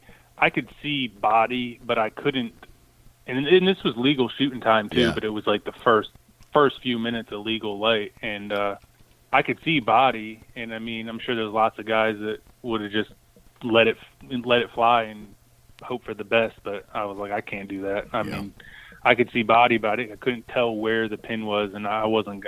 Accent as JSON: {"language": "English", "region": "East Coast", "country": "United States", "tie": "born or raised there", "said": "I mean, I grew up on the East Coast."}